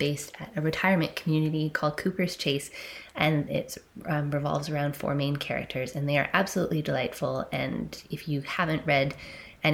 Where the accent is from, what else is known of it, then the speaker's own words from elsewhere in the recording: Canada; I'm a Canadian 30-something cusp millennial female